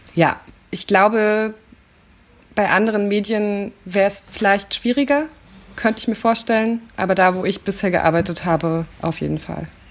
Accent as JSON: {"language": "German", "region": "Berlin", "country": "Germany", "tie": "born or raised there", "said": "ich komme aus Köpenick, das ist ein sehr grüner Stadtteil in Berlin"}